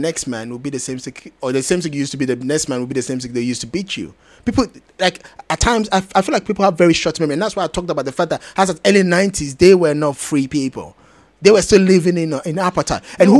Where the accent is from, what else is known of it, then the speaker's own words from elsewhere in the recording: Ghana; I'm Ghanaian.